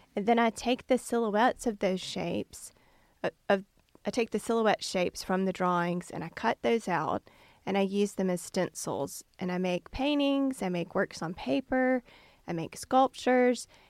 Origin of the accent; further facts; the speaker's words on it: Canton, Mississippi, United States; I grew up in Canton